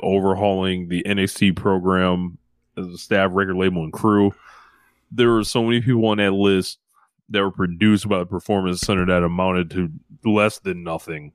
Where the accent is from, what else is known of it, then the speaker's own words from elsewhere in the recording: United States; we're American